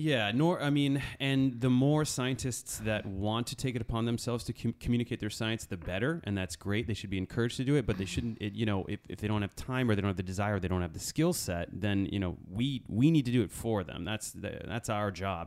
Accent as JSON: {"language": "English", "region": "Connecticut", "country": "United States", "tie": "born or raised there", "said": "I'm grew up in Connecticut"}